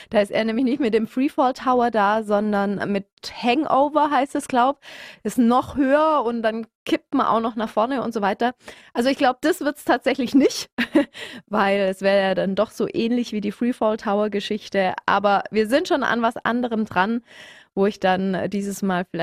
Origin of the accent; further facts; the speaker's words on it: Stuttgart, Baden-Württemberg, Germany; Und ich bin ein Stuttgarter Mädchen, deswegen bin ich auch privat ständig immer auf dem Wasen